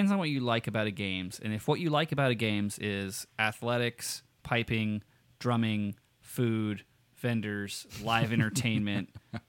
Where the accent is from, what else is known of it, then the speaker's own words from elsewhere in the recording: Nevada, United States; I'm from Nevada, dude. That's all South. Battleborn, baby.